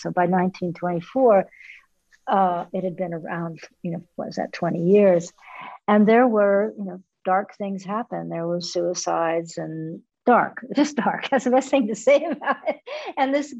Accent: Los Angeles, California, United States; also born or lived in New York; now in Carmel-by-the-Sea, United States; I grew up in an artistic family. My father was a filmmaker. I grew up in Hollywood.

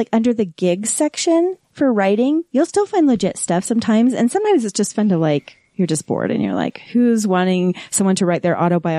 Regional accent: West Valley City, Utah, United States; also born or lived in Salt Lake City, Utah; I was born right here in Salt Lake City. I grew up in Hunter. I'm a West Side girl. Hunter. It's not Hunter now, but it sure was then.

